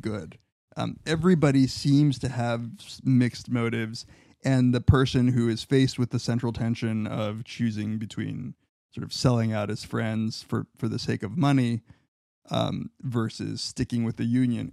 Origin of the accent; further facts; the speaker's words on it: Riverside and San Bernardino, California, United States; my hometown. Riverside and San Bernardino.